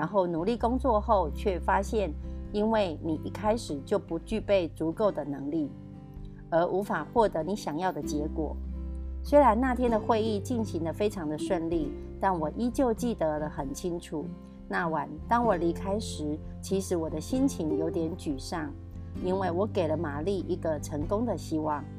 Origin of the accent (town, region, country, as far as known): Miaoli County, Taiwan